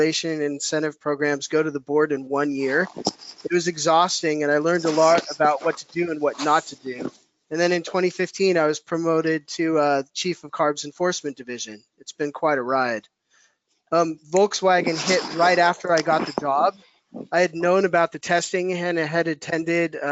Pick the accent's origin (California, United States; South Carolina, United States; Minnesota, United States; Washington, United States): California, United States; Lafayette; I grew up in the East San Francisco Bay in Lafayette, California